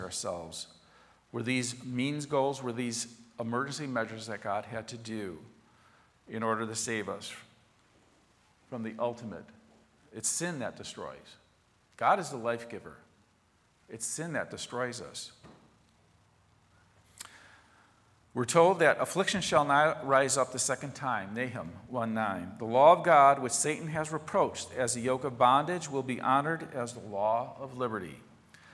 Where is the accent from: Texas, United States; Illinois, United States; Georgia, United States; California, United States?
Illinois, United States; Chicago; the neighborhood I grew up in Southwest Chicago